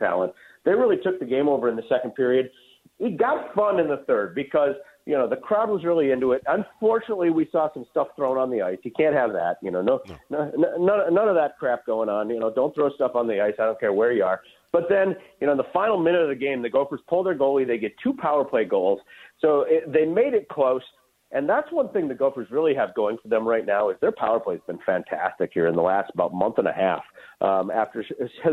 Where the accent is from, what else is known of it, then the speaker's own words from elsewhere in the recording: Warroad, Minnesota, United States; a kid who played his high school hockey in Warroad, my hometown